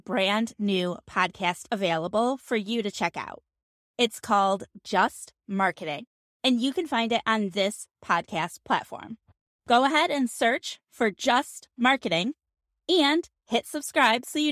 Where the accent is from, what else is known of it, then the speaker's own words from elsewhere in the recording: New York, United States; now in Phoenix, United States; In Phoenix now, but I was raised in New York winters